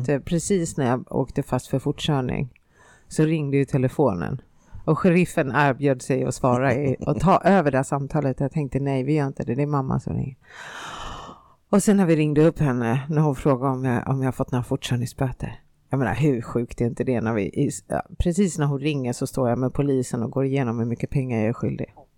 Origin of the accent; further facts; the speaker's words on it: Finland; moved away; also born or lived in Stockholm, Sweden; jag har ju bott i Finland och jag har inte bott i en storstad, jag har bott i en liten, liten by med 3000 invånare.